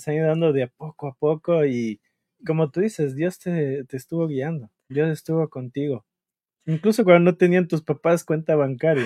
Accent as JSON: {"language": "Spanish", "town": "Quito", "region": "Pichincha", "country": "Ecuador", "said": "yo soy de Quito"}